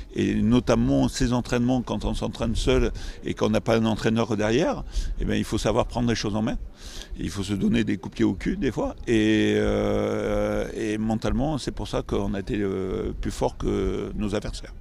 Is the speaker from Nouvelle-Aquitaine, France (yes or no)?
yes; Nouvelle-Aquitaine, France; also born or lived in Bergerac / Bordeaux; on, vit dans une très belle région, gastronomique aussi, viticole